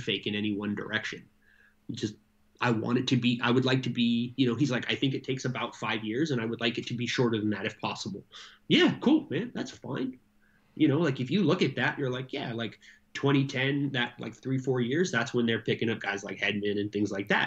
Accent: United States; as an American

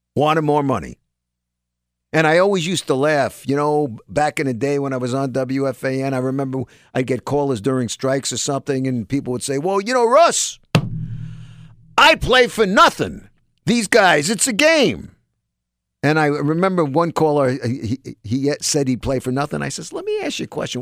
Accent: New York, United States; People my age, most of 'em, you know, growing up in New York

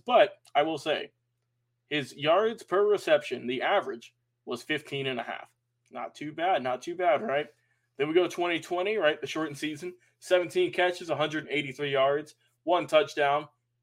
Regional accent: Atlanta, Georgia, United States; we're from Atlanta.

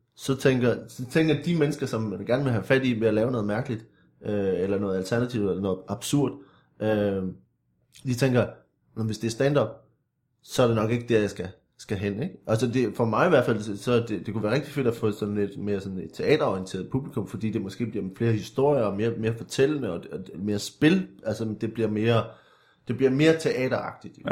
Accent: Viborg, Central Denmark Region, Denmark; jeg er vokset op øh, i en lille by uden for Viborg

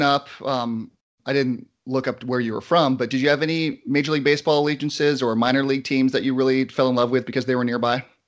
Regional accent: San Diego, California, United States; I'm from San Diego, born and raised

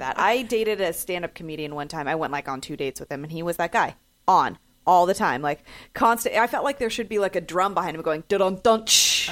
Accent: San Francisco, California, United States; I grew up in San Francisco

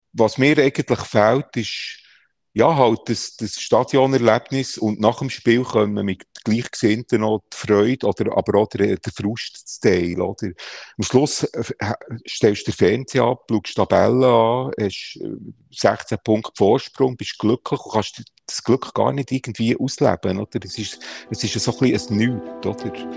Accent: Bern, Switzerland; als Berner Gil bist

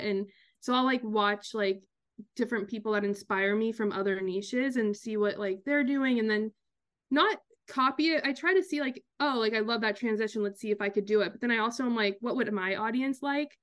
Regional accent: Kansas, United States; born or raised there; moved away as an adult; also born or lived in Long Island, New York; now in New York, United States

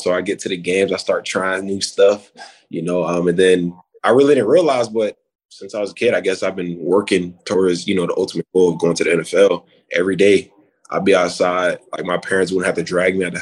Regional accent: Wellington, Florida, United States; I'm from Wellington, Florida, you know, a little bit up north

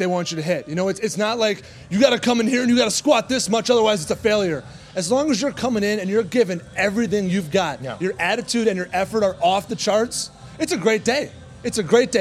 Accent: Sun Prairie, Wisconsin, United States; I'm a local Madison kid. I'm from Sun Prairie

